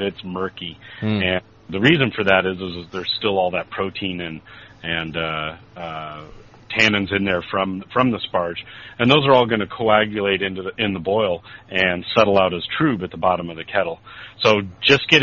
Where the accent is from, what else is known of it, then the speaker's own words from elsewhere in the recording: California, United States; I'm from California